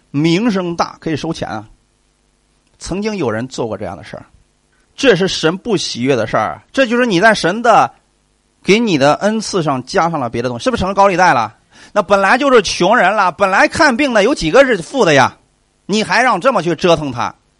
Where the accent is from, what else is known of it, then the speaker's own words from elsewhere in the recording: China; 那我们中国人比较厚道啊